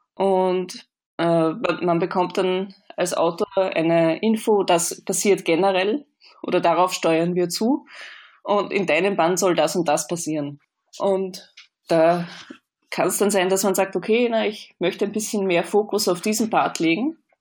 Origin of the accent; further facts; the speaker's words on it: Vienna, Austria; moved away as an adult; now in Hamburg, Germany; ich komme aus Österreich, das hört man wahrscheinlich auch ein bisschen. Bin in Wien aufgewachsen